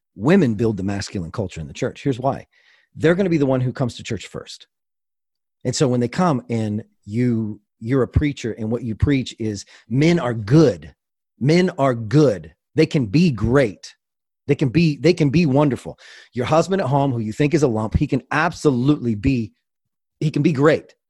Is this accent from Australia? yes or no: no; Kansas, United States; I grew up in Kansas, and, uh, my dad raised wolves